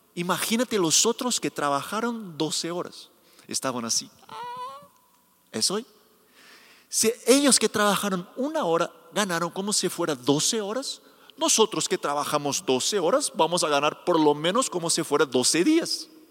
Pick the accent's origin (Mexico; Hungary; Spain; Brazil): Brazil; Spanish is a second language; soy brasileño